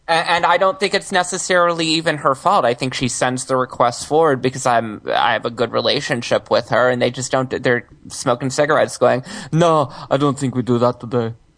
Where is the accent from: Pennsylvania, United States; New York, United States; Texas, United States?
Texas, United States; Houston; moved away; I grew up in Houston